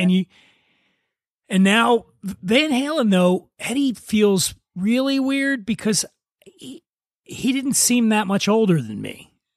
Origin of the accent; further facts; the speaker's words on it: Philadelphia, Pennsylvania, United States; now in Los Angeles, United States; I'm from Philadelphia